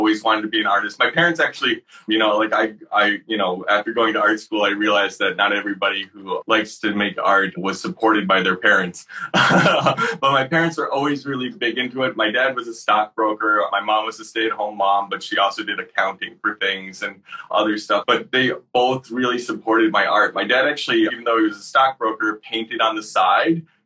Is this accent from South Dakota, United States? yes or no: no; Syracuse, New York, United States; I grew up in Syracuse, New York